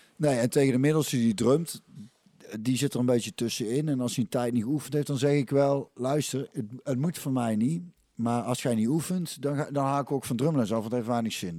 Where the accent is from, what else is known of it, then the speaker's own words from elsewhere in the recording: 's-Hertogenbosch, North Brabant, Netherlands; also born or lived in Goirle; ik ben eigenlijk opgegroeid in Hintem, ja, wat nou dus een Bos is